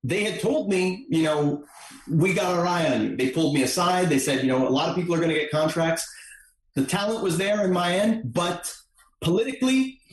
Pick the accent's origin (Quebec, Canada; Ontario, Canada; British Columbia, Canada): Quebec, Canada; Montreal; I'm here from Montreal.